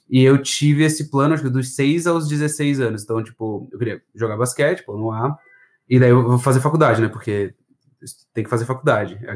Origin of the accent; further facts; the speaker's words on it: Florianópolis, Santa Catarina, Brazil; Eu sou daqui de Floripa, nascido e criado, assim, é, eu não tenho muito sotaque, que a, os meus pais não são da capital, né?